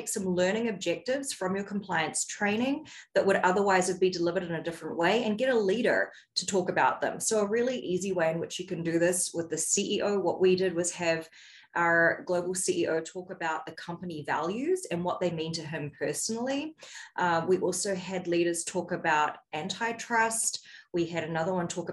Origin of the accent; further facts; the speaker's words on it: New Zealand; now in United States; I'm originally from New Zealand, and the United States is the fifth country that I've lived in across four regions of the world.